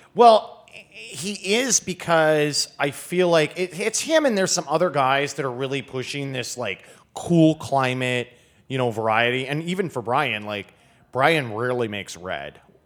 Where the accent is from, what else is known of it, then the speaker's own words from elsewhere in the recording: Grand Rapids, Michigan, United States; now in Washington, D.C., United States; I grew up near Grand Rapids, which is, um, sort of the largest city on the west side, so kind of central lower, lower Michigan